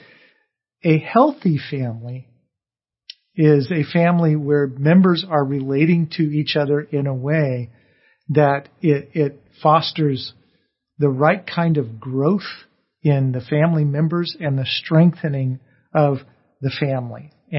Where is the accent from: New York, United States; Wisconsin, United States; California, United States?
California, United States; So I grew up in Orange County, and before they began to clean the air, we actually had smog days where the air got so bad